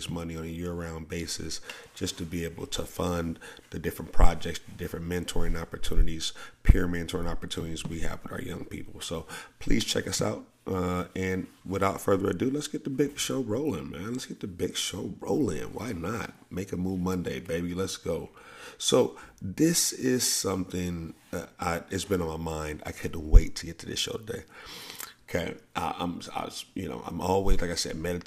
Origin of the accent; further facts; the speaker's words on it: the South, United States; I grew up in the South